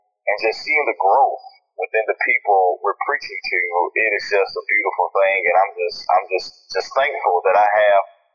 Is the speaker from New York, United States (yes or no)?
no; Columbus, Georgia, United States; also born or lived in Phenix City, Alabama; I was born and raised in Columbus, Georgia, in Phenix City, Alabama